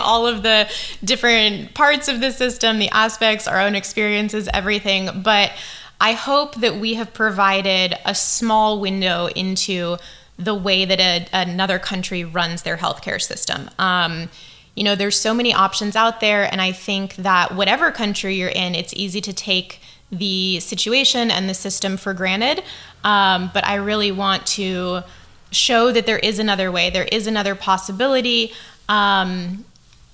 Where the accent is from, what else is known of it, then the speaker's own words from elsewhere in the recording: United States; moved away as an adult; now in Taiwan; as an American, as a foreigner living here